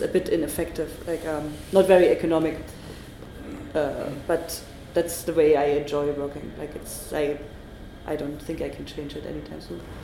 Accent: Germany; English is a second language

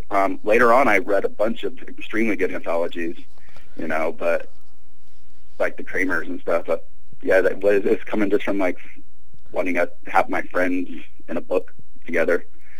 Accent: southern Mexico, Mexico; also born or lived in Louisiana, United States / Springfield, Missouri, United States; now in Minneapolis, United States; So, yeah, but I grew up in southern Mexico, so kind of everywhere.

